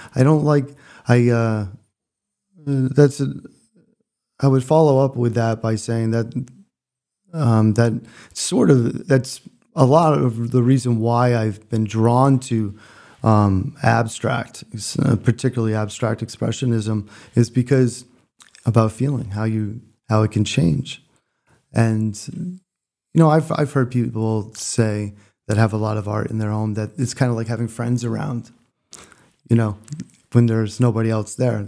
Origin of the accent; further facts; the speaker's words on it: Connecticut, United States; moved away; also born or lived in Freeport, Maine; I grew up in Connecticut, but spent every summer of my life in Freeport, Maine